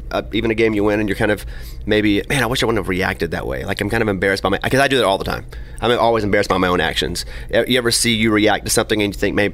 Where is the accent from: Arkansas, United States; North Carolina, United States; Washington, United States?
Arkansas, United States; I'm from Arkansas